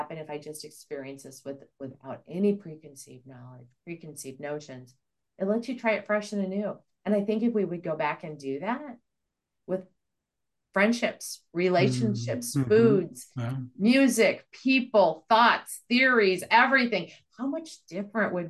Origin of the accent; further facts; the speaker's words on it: Midwest, United States; also born or lived in the South; I'm from the Midwest, or I'm actually Southern, but raised in the Midwest